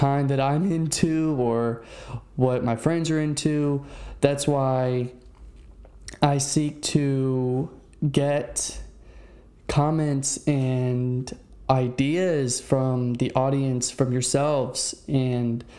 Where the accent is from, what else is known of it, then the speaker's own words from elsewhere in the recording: Fredericksburg, Virginia, United States; also born or lived in Maryland; now in Central Florida, United States; I originated in Virginia in a small town named Fredericksburg